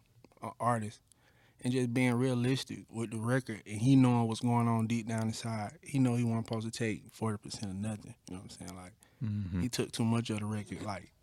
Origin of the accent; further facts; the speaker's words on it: Atlanta, Georgia, United States; Yeah, I'm from Atlanta for real.